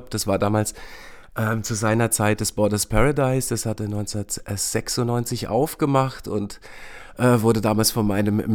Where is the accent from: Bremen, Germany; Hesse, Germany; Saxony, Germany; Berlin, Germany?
Berlin, Germany; ich bin in Weißensee aufgewachsen, in dieser Neubausiedlung, in der Rheinhaussiedlung